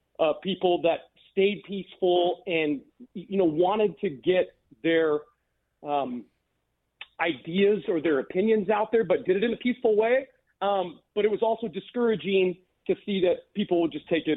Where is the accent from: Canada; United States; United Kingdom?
United States; Ephrata, Washington; also born or lived in Seattle; I graduated from Ephrata High School